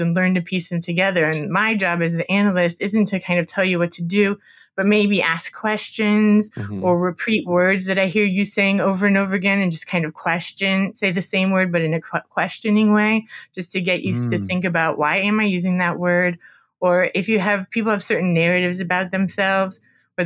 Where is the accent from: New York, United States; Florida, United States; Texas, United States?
Florida, United States; Miami; I'm from Miami, and I went to a grad school in Fort Lauderdale, so just near Miami.